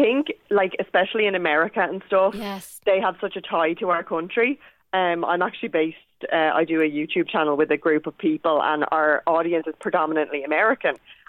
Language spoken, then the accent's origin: English; Ireland